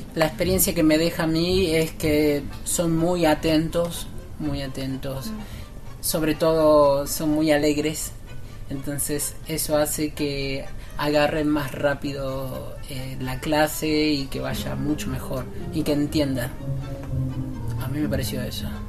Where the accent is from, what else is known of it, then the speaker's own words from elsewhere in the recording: Argentina; somos de Argentina y venimos acá a China a bailar tango, a enseñar nuestra cultura